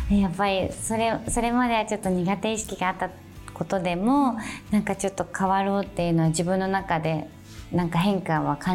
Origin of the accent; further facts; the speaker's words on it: Kobe, Hyogo, Japan; 兵庫県の神戸市で